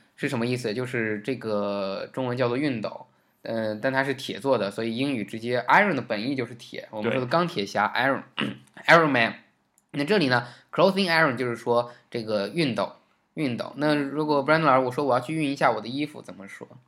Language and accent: Chinese; China; 作为一个中国人